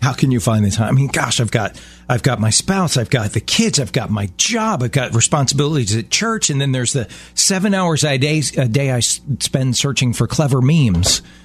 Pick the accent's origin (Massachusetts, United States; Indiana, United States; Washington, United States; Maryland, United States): Maryland, United States; Baltimore; my hometown in Baltimore